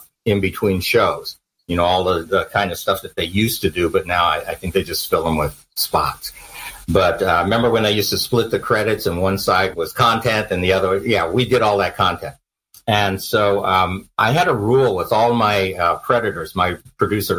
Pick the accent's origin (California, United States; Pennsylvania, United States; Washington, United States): California, United States; moved away as an adult; also born or lived in New York / New Jersey; I'm from California